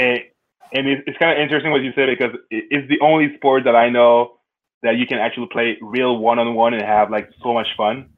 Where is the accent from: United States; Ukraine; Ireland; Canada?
Canada; I'm Canadian, so when I was younger, I was playing hockey